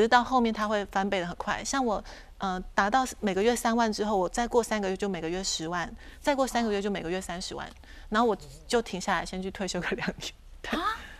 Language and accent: Chinese; Taitung, Taitung County, Taiwan; moved away as an adult; now in Taipei, Taiwan; 因为我是台东人嘛嗯，然后我在台北工作